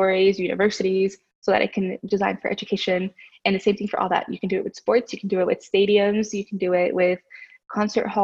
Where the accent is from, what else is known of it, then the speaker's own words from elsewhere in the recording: Oklahoma City, Oklahoma, United States; I was from Capitol Hill